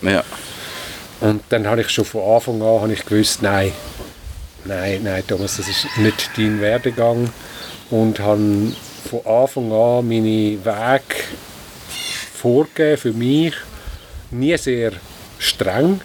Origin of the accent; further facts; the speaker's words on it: Wädenswil, Zurich, Switzerland; Ich bin in Wetterschwil aufgewachsen